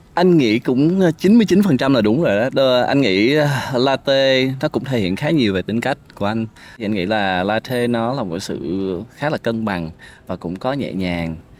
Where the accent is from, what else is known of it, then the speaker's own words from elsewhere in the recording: Ho Chi Minh City, Vietnam; also born or lived in Tien Giang; anh sinh ra ở Sài Gòn